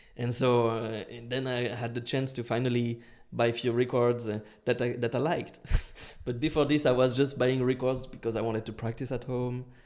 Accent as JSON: {"language": "English", "town": "Lyon", "region": "Auvergne-Rhône-Alpes", "country": "France", "tie": "born or raised there", "second_language": "English", "said": "my hometown, Lyon"}